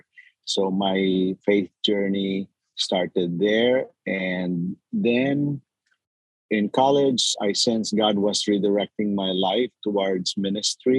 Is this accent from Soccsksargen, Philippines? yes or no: yes; General Santos, Soccsksargen, Philippines; moved away as an adult; also born or lived in San Diego; now in United States; I was born in the Philippines, in southern Philippines. And I grew up in General Santos City